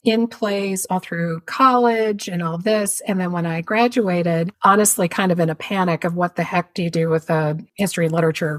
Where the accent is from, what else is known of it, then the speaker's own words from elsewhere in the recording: Richmond, Virginia, United States; I grew up in Richmond, Virginia